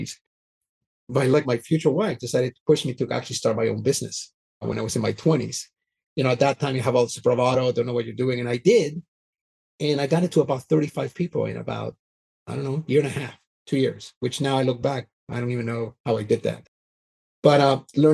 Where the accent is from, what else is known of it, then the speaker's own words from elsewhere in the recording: Canada; moved away; also born or lived in Vancouver, British Columbia; So I grew up in Canada, so I'm Canadian